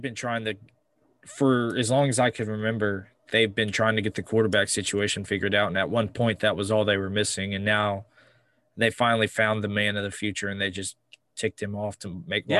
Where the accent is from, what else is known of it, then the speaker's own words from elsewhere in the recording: Columbus, Texas, United States; I'm from Columbus, if just down the road in Houston.